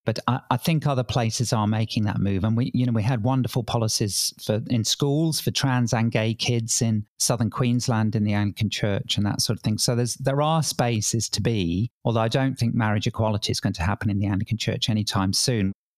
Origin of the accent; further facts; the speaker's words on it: England, United Kingdom; accent: English; now in Sydney, Australia; I grew up in England, probably tell from my accent